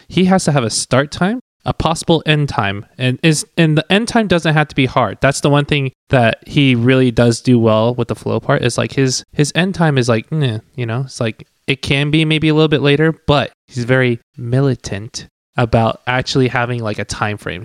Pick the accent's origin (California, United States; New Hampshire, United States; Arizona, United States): Arizona, United States; Tucson; first language Cantonese; English is a second language; I was from Tucson, Arizona. Thank you very much. But I mean, my first language was definitely Cantonese.